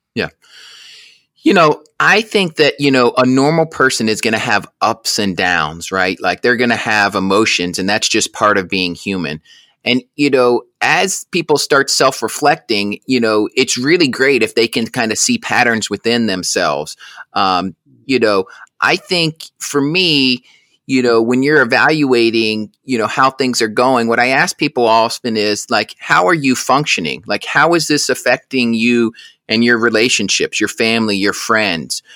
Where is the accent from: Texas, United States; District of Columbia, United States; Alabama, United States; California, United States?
Alabama, United States; Auburn; also born or lived in Albany, New York; I was born in Albany, New York, but moved to Auburn, Alabama at a very young age